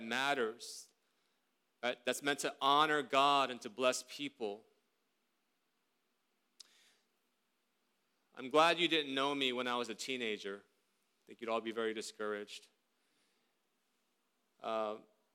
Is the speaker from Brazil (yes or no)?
no; South Korea; moved away; When I grew up in Korea more than 30 years ago